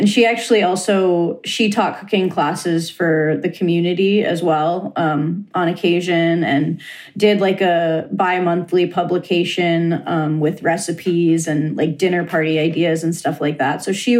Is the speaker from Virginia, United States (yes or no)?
no; Negaunee, Michigan, United States; now in Oregon, United States; So it's in my hometown. Cool. I'm originally from a town called Negaunee, which is about 10 miles outside of Marquette, Michigan, in the UP.